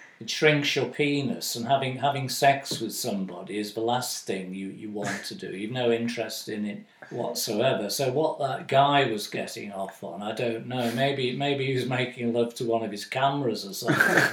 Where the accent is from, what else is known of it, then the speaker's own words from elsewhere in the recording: United Kingdom; being British